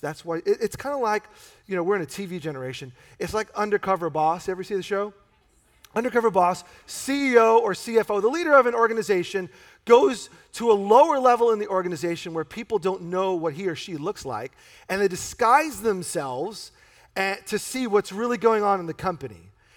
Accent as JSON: {"language": "English", "region": "New York", "country": "United States", "said": "he sounds like a New Yorker, and th-, that's my roots."}